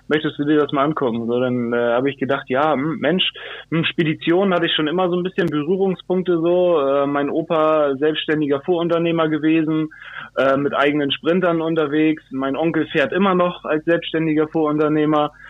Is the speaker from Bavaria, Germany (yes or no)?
no; Hamburg, Germany; bin gebürtiger Hamburger, wo ich auch sehr stolz drauf bin. Ähm, Hamburg meine Perle sozusagen. Ähm, genau, in Altona geboren und äh, in Wandsbek aufgewachsen.